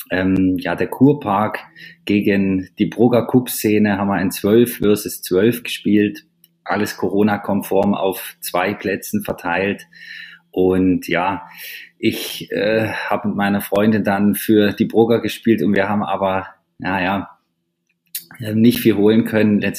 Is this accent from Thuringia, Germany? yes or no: yes; Jena, Thuringia, Germany; da hat also in Jena, meiner Heimatstadt, gab es